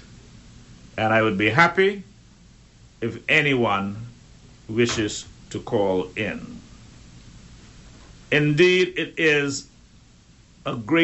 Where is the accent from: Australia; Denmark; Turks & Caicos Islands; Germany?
Turks & Caicos Islands; growing up in Middle Caicos